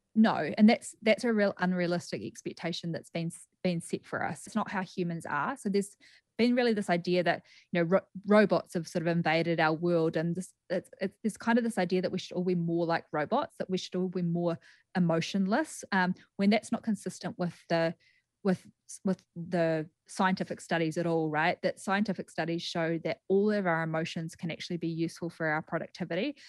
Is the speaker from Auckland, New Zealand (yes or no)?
no; Greymouth, West Coast, New Zealand; moved away as an adult; also born or lived in Christchurch, New Zealand / New York, United States; now in Las Vegas, United States; So I'm from Greymouth originally, and I studied at the University of Canterbury and then moved over to the U S in two thousand and thirteen.